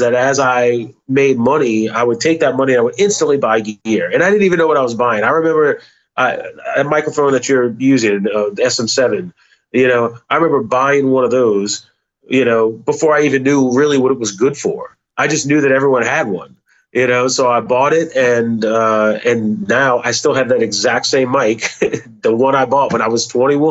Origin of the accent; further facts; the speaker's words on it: Metairie, Louisiana, United States; I grew up in a suburb called Metairie and went to school there, was born and raised there